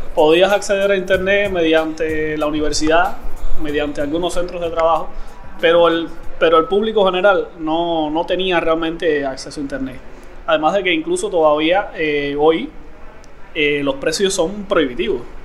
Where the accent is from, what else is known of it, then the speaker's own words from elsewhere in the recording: Cuba; vivo en Cuba, nací en Cuba.